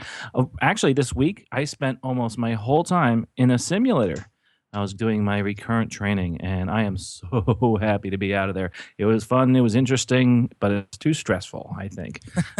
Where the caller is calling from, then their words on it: Florida, United States; I am actually in sunny Florida